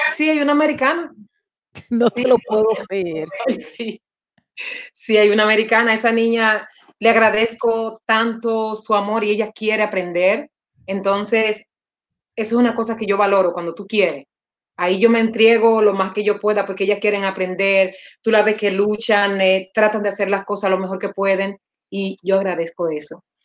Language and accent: Spanish; Samaná, Dominican Republic; now in Los Angeles, United States; yo soy de Samaná